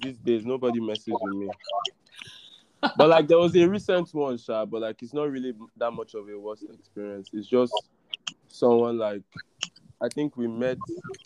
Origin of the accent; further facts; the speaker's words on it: Lagos, Nigeria; So, I grew up in Lagos. I'm from Lagos, actually. This is my state of origin. Yeah. So, I've been in Lagos all my life.